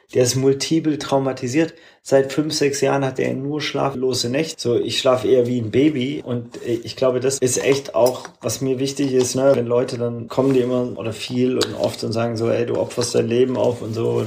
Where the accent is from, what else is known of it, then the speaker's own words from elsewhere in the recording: Swabia, Baden-Württemberg, Germany; moved away; also born or lived in Hamburg; Ich bin im Schwabenland aufgewachsen.